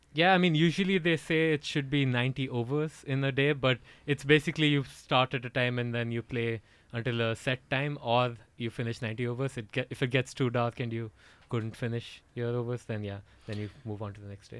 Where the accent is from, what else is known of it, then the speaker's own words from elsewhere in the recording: Bhubaneswar, Odisha, India; moved away as an adult; now in Gothenburg, Sweden; I'm from the east coast of India. Actually, uh, it's a city called Bhubaneswar uh, in the state called Odisha